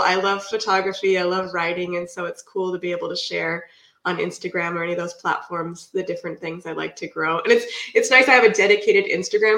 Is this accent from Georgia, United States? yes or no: no; Puget Sound area, near Seattle, Washington, United States; now in Vancouver, United States; I live in Vancouver right now, right by Portland, Oregon. I've been here for like almost 20 years, but I'm from the Puget Sound area, up by Seattle